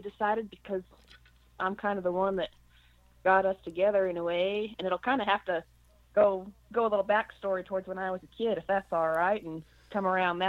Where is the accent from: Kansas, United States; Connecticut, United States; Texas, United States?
Connecticut, United States; I actually grew up in Connecticut.